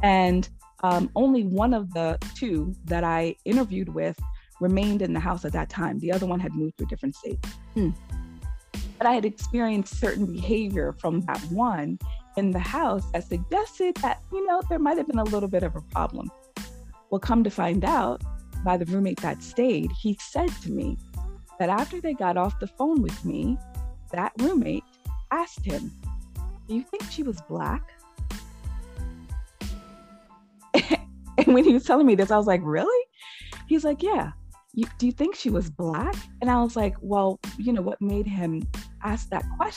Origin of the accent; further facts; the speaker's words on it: New York, United States; moved away as an adult; also born or lived in Boston, Massachusetts; I'm born and raised, New York is, you know, my home state, but at some point I moved to Massachusetts, specifically to Boston